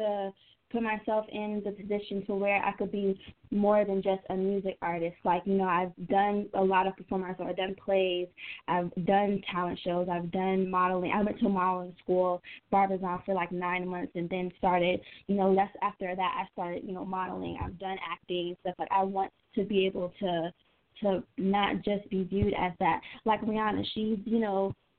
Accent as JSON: {"language": "English", "town": "Atlanta", "region": "Georgia", "country": "United States", "said": "I'm not just a girl from Atlanta"}